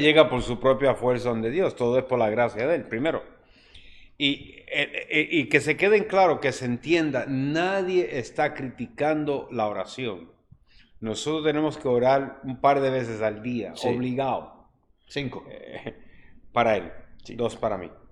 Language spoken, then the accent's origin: Spanish; Juncos, Puerto Rico; en mi pueblo se hacía unos novenarios